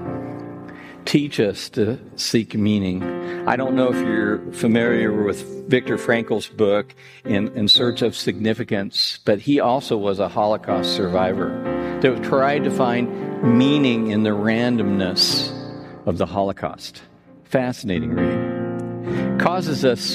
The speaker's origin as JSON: {"language": "English", "town": "Terre Haute", "region": "Indiana", "country": "United States", "tie": "born or raised there", "said": "I grew up in North Terre Haute. I graduated from Terre Haute North a long time ago"}